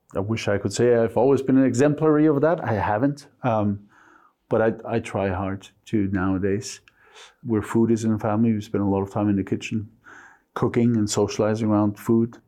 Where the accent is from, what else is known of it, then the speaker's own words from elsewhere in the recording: Mexico; English is a second language; moved away as an adult; also born or lived in United States; now in London, United Kingdom; I was born and raised to German parents in Mexico